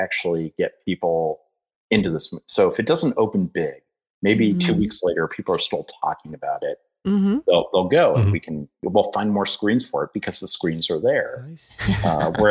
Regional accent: Ohio, United States; growing up in Blinkern, Ohio

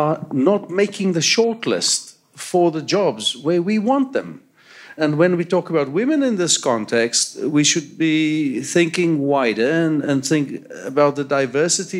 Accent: South Africa; now in Canada; From my accent, you can hear I grew up in apartheid South Africa.

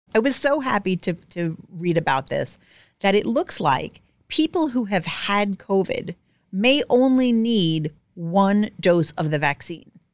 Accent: New York City, New York, United States; I'm from Staten Island. Manicures are mandatory.

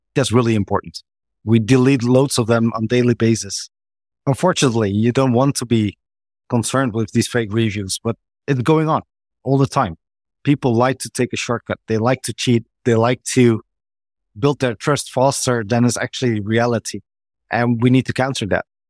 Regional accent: Netherlands; I'm from the Netherlands

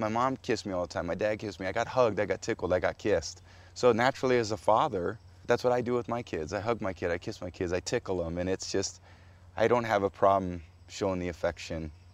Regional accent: San Mateo, California, United States; I was growing up on Portola Drive in San Mateo, California

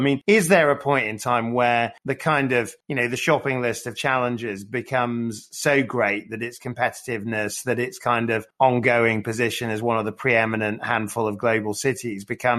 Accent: Sheffield, Yorkshire and the Humber, United Kingdom; I grew up in Sheffield

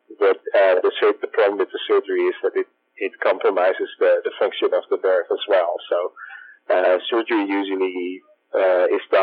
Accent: Netherlands; moved away as an adult; now in San Francisco, United States; I grew up in the Netherlands

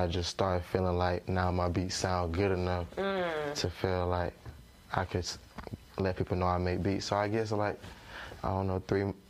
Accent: Jonesboro, Georgia, United States; I'm from Jonesboro, Georgia.

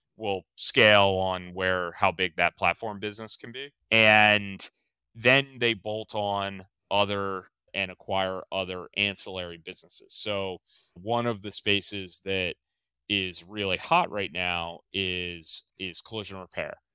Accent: outside of Baltimore, Maryland, United States; moved away as an adult; also born or lived in western Pennsylvania; I grew up outside of Baltimore, I grew up in the country, kinda northwest of Baltimore.

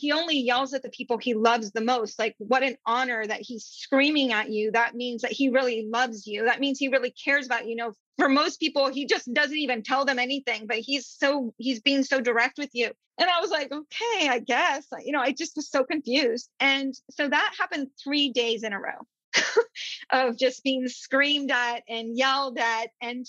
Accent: India; I grew up in India, brown people.

